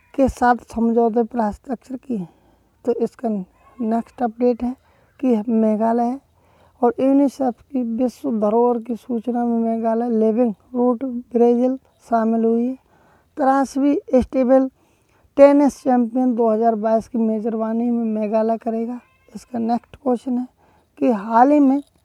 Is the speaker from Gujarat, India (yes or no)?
no; Badaun, Uttar Pradesh, India; हमारे डिस्ट्रिक्ट में जैसे मैं बदाइयों से बिलोंग करता हूँ